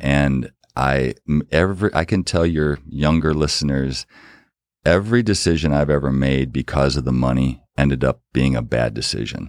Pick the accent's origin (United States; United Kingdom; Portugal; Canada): United States; Battle Creek, Michigan; we grew up in Battle Creek, Michigan, very small town